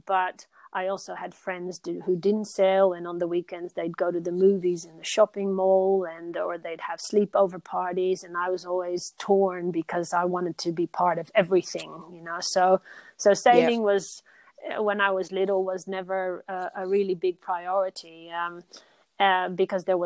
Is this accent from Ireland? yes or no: no; Rio de Janeiro, Brazil; also born or lived in Netherlands / Belgium; now in Australia; I grew up in Brazil, in Rio de Janeiro